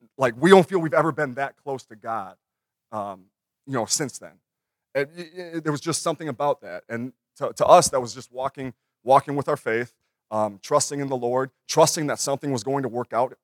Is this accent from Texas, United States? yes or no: no; Minnesota, United States; I had my dream job at thirty-two. And in my hometown